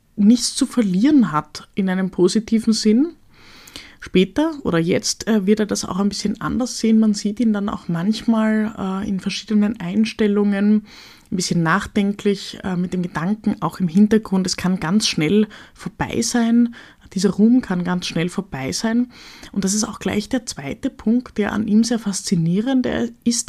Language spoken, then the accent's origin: German; Austria; als Österreicherin